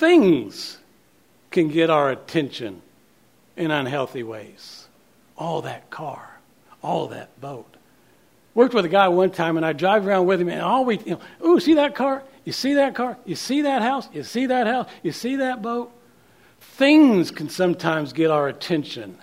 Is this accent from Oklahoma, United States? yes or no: yes; Oklahoma City, Oklahoma, United States; moved away as an adult; also born or lived in Kansas City, Missouri; We grew up in Oklahoma City, but we left in 1990 to go to seminary in Kansas City, Missouri